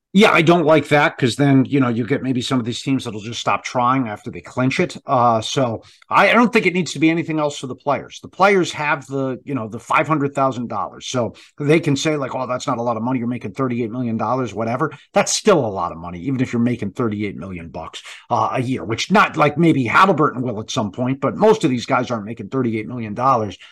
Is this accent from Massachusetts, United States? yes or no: yes; Boston, Massachusetts, United States; I grew up here in the Boston area